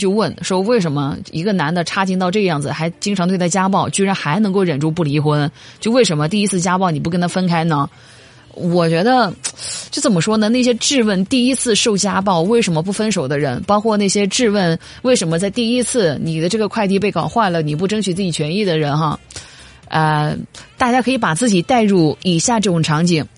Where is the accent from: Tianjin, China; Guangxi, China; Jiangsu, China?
Guangxi, China; Guilin; 你不用去广西桂林找